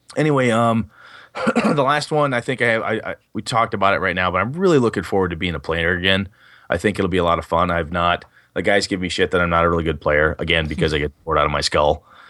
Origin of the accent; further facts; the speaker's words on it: Wausau, Wisconsin, United States; moved away; I was up in, uh, Wausau, Wisconsin, my hometown